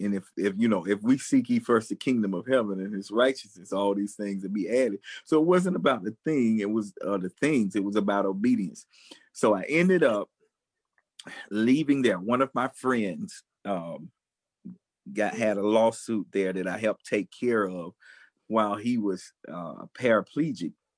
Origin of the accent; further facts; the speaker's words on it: United States; I'm an American filmmaker